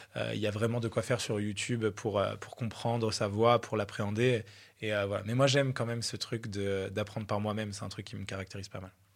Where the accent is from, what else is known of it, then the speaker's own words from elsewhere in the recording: Troyes, Grand Est, France; moved away as an adult; now in Aix-en-Provence, France; À la base, j'habitais à Troyes, en province. Euh, et, je suis parti de ma ville natale